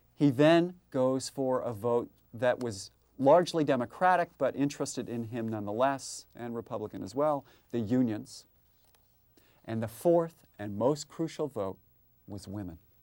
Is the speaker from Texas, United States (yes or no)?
yes; San Antonio, Texas, United States; my hometown of San Antonio